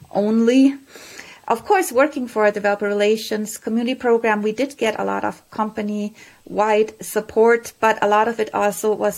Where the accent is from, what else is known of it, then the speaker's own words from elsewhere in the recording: Germany; moved away; I'm originally from Germany